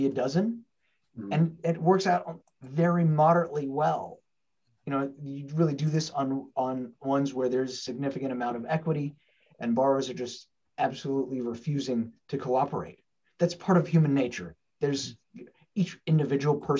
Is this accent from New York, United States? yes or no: no; Portland, Oregon, United States; I'm one here in my hometown in Portland, Oregon